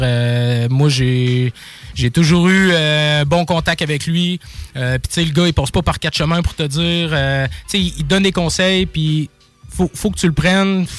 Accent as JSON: {"language": "French", "town": "Quebec City", "region": "Quebec", "country": "Canada", "tie": "born or raised there", "also_born_or_lived": "Sainte-Brigitte-de-Laval", "said": "je suis originaire, ben oui, de Québec. Euh, principalement, ben là, j'étais à Sainte-Brigitte-de-Laval"}